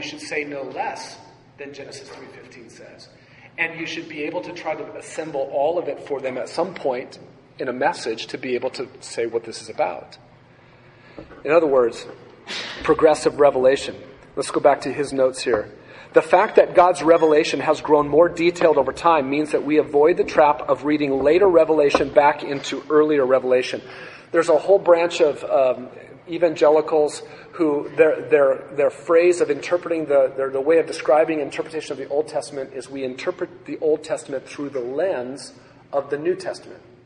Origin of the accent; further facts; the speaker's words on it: United States; growing up in the United States of America